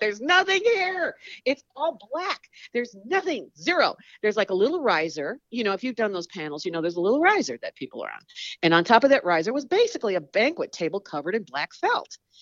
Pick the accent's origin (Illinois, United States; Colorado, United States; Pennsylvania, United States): Illinois, United States; Chicago; I was born in Chicago and, uh, went to Northern Illinois University